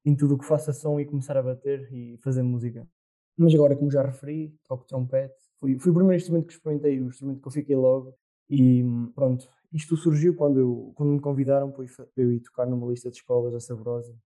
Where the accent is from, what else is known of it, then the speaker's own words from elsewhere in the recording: Murça, Norte, Portugal; sou de Mursa, pertenço ao Distrito da Real